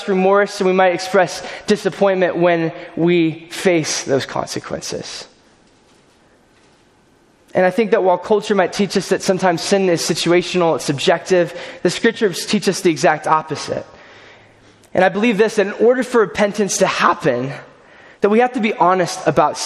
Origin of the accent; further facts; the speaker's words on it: California, United States; moved away; I grew up in California